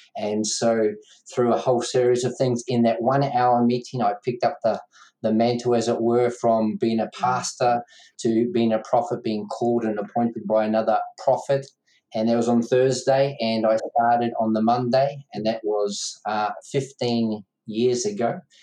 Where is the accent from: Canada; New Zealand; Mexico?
New Zealand; Dad started pastoring mum and dad two months before I was born in New Zealand, so brought up in a uh, family where mum and dad pastored